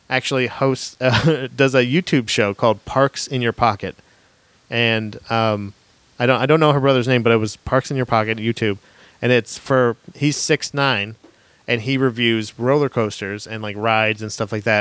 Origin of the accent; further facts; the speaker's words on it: Florida, United States; I'm from Florida